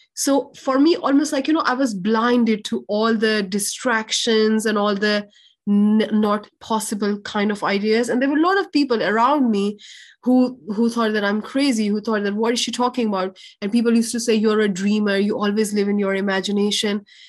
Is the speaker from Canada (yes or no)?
no; Pakistan; i was born in a very in a lower middle class family in pakistan